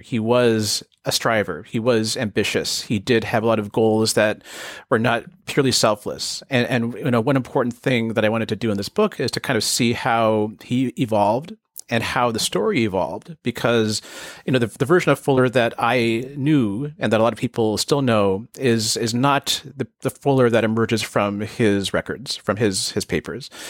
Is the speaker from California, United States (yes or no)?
yes; Bay Area, California, United States; I grew up in the Bay Area